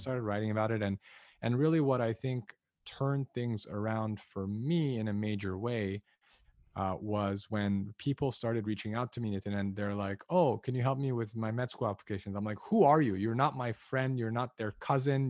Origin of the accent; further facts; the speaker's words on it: Los Angeles, California, United States; Born and raised in Los Angeles, uh, to two ethnically Armenian parents who immigrated here from Lebanon